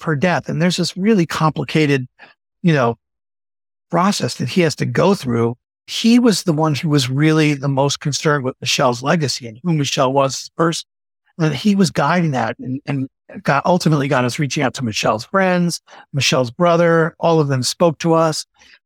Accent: New York, United States; I grew up in New York

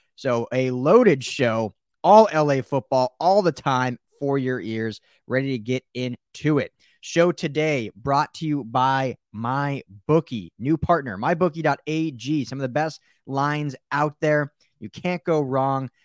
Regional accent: Denver, Colorado, United States; now in Los Angeles, United States; I grew up in Denver, so I, I was, as a fan, diehard, my childhood team is the Broncos

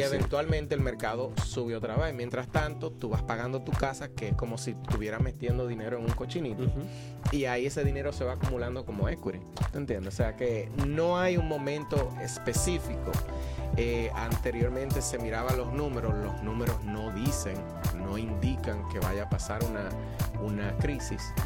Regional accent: Santo Domingo, Distrito Nacional, Dominican Republic; also born or lived in Salcedo / La Vega; now in Lehigh Valley, United States; yo nací me crié en la capital sin embargo a mí me gusta decir que yo soy de Salcedo porque mi familia de parte de madre somos de Salcedo

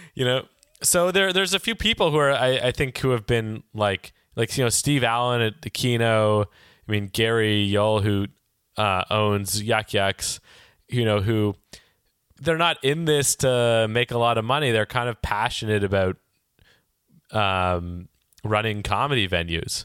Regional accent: Toronto, Ontario, Canada; moved away as an adult; now in Vancouver, Canada; I grew up in Toronto and I've lived here in Vancouver for the last decade

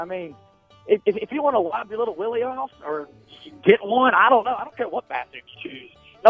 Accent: the South, United States; I'm from the South, and no one down here is even talking about the whole bathroom situation anymore.

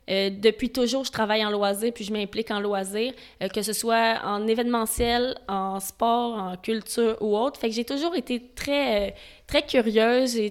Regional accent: Montreal, Quebec, Canada; Moi, je viens de Montréal.

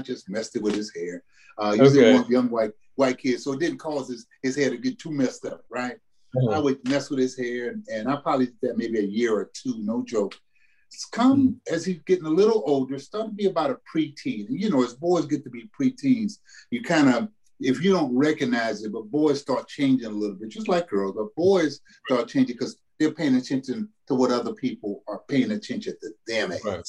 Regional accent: the South, United States; that expectation that we had growing up in the South, that I had growing up in a … family household

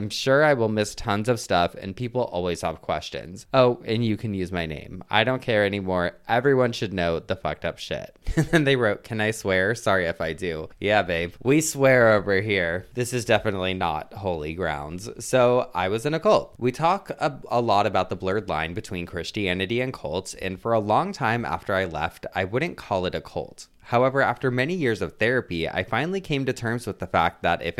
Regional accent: Melbourne, Victoria, Australia; from Melbourne, Australia, and have I got a story for you.

